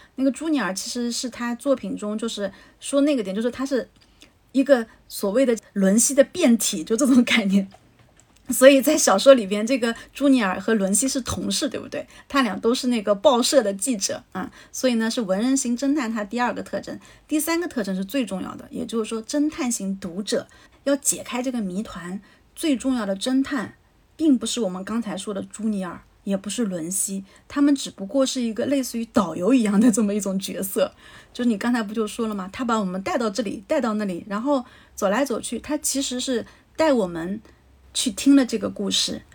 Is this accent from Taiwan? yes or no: no; China; 我们中国人